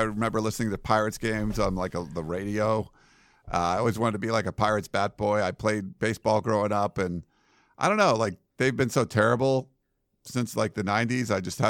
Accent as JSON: {"language": "English", "region": "Pennsylvania", "country": "United States", "tie": "born or raised there", "said": "I grew up in Western Pennsylvania. So when I was kid in the 70s, the Steelers won four Super Bowls."}